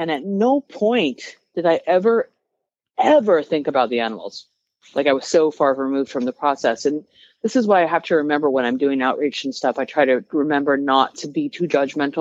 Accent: Colorado, United States; I'm from Colorado. Okay. I'm from cattle country

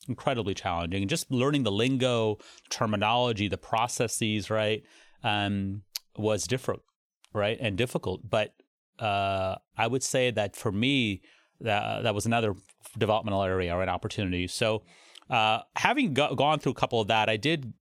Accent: Cincinnati, Ohio, United States; also born or lived in Toledo, Ohio; I grew up in Cincinnati

